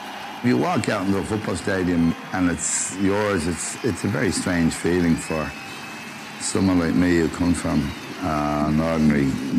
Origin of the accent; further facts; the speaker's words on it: Dublin, Leinster, Ireland; I'm from Crumlin in Dublin.